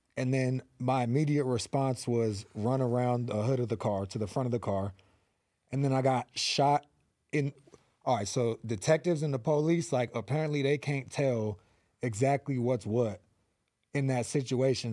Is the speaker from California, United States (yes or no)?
yes; Los Angeles, California, United States; also born or lived in Van Nuys; I am from the San Fernando Valley, the eight one eight, born and raised in North Hollywood